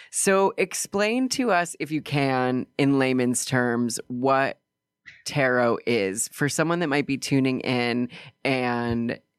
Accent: Asheville, North Carolina, United States; now in New York, United States; I grew up in Asheville, North Carolina.

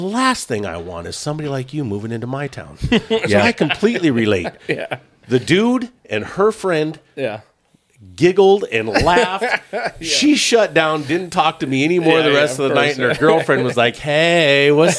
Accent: Oxnard, Ventura, Southern California, United States; we're from a little town, you know, Oxnard, Ventura, out in Southern California.

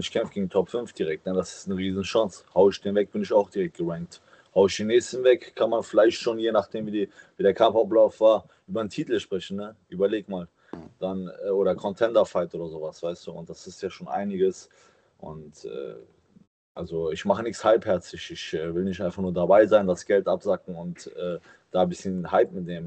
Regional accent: Cologne, North Rhine-Westphalia, Germany; meiner Heimatstadt Köln

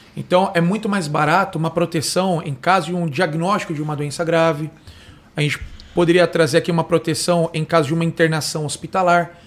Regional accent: Osasco, São Paulo, Brazil; nascido em Osasco, criado em Osasco

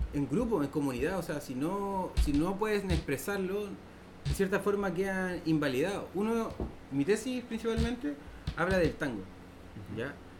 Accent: Valparaíso, Chile; como porteño por ejemplo nos eliminaron nuestra cultura porque nosotros éramos tangueros

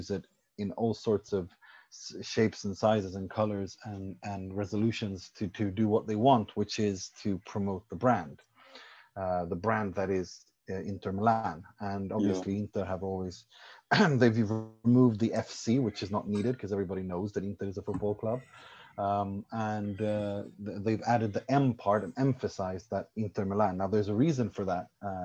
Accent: Sweden; moved away; also born or lived in Iran / Italy; I was born in Iran, raised in Sweden, lived in Italy, studied in Italy.

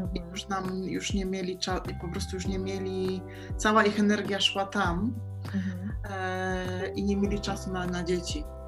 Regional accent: Poland; moved away as an adult; now in Mallorca, Spain; dlaczego ja wyjechałam z Polski

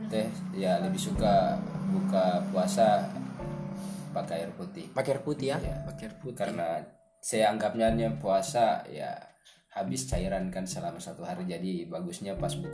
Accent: Southeast Sulawesi, Indonesia; saya kan orang Buton, yeah. orang kepulauan lah. Kepulauan. Kampungnya di pesisir.

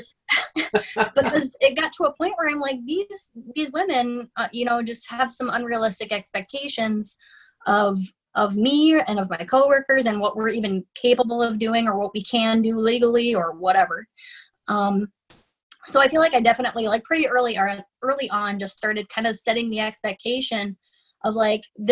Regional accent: Florida, United States; now in Minnesota, United States; I grew up in Florida, which is a very different, I mean, you know, it's like the Tiger King group of people.

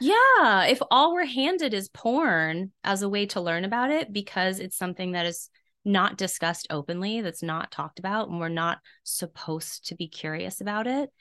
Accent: South Carolina, United States; I was raised in an area of the country that is notoriously pretty repressed. I'm from South Carolina

